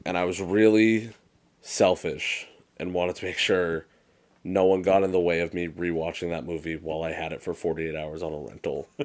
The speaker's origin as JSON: {"language": "English", "region": "Massachusetts", "country": "United States", "tie": "born or raised there", "said": "Dave and I are both born and raised in Mass"}